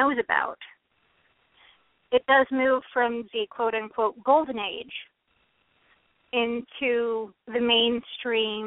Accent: Metzger, Oregon, United States; I'm from Metzger. You still live there? I still live there

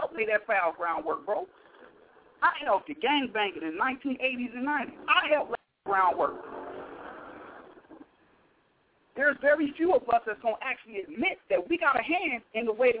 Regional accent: Compton, California, United States; now in Los Angeles, United States; I'm from Compton, bro. I used to gang bang. I'm an OG gangster from Spring Street, 1600 block.

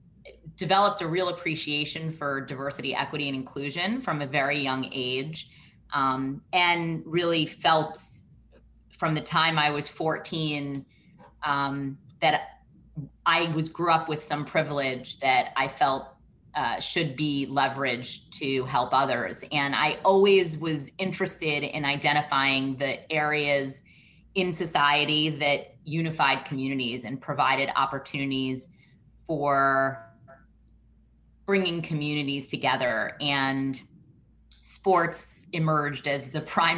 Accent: New York City, New York, United States; moved away as an adult; also born or lived in Michigan; I grew up in Brooklyn

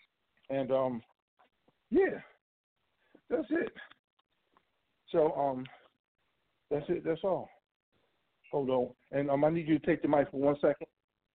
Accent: Cleveland, Ohio, United States; also born or lived in Chicago / Washington DC / New York; I hail from Cleveland by way of Chi-Town, by way of Chocolate City, by way of many boroughs, Brooklyn, Queens, Harlem.

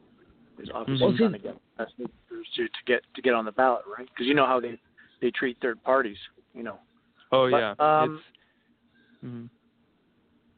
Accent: Canada; I'm from Canada

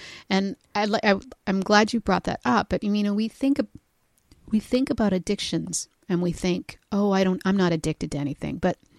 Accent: Canada; we're Canadian

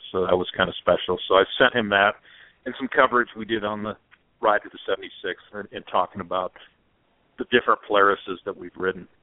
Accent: California, United States; I grew up in California when there's no helmet law

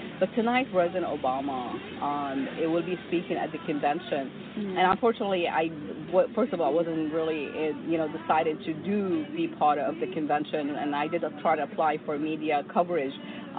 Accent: United States; I'm just saying what I feel as an American woman here

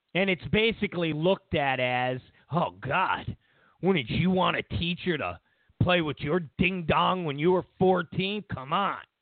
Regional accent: New York, United States; now in Los Angeles, United States; I'm from New York and I'm somewhat old school

